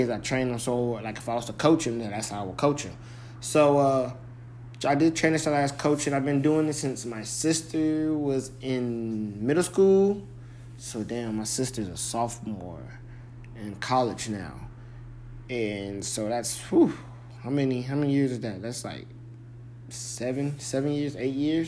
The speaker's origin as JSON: {"language": "English", "region": "California", "country": "United States", "tie": "born or raised there", "moved": "yes", "said": "That's where I was born and raised."}